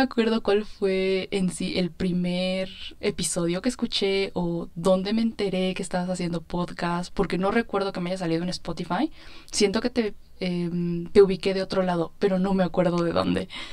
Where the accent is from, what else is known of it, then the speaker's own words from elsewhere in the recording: State of Mexico, Mexico; soy del Estado de México